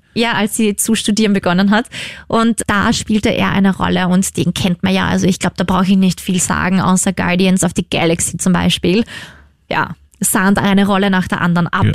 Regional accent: Upper Austria, Austria; Das ist ja gleich quasi in meiner Heimat

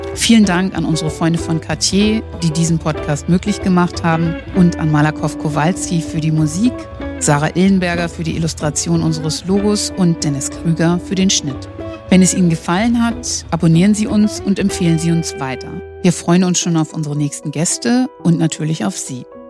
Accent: Northern Germany, Germany; ich als Norddeutsche

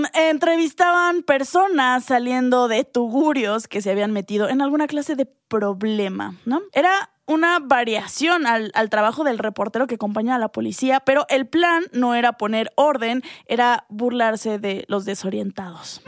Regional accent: Mexico

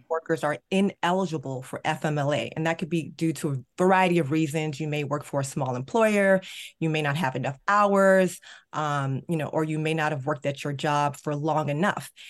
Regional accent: Maryland, United States; Maryland, my home state

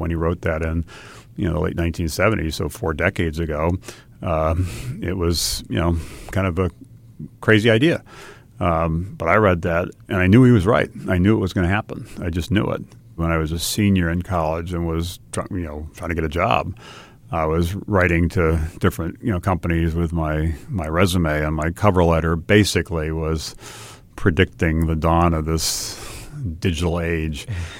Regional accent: Hawaii, United States; And I'd say I grew up in Hawaii, and Hawaii, like many parts of the country, is a wonderful place, but tends to be a little cautious, a little risk averse.

